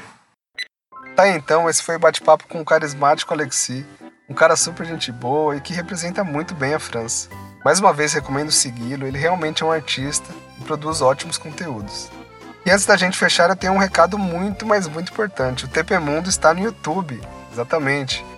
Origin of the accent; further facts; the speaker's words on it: São Paulo, Brazil; eu sou de São Paulo